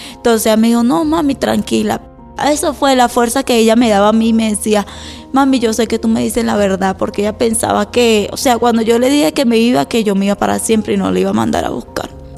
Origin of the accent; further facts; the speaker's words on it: Miranda, Venezuela; moved away as an adult; Y vengo de Venezuela, Estado Miranda, y llegué aquí en el 2018.